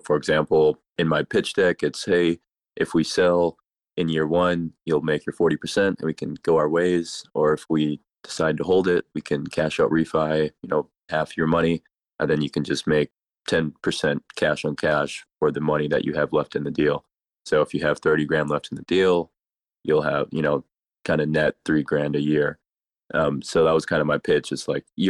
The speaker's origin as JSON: {"language": "English", "region": "Minnesota", "country": "United States", "moved": "yes", "lives_now": "Houston, United States", "said": "I'm not originally from Houston, from Minnesota"}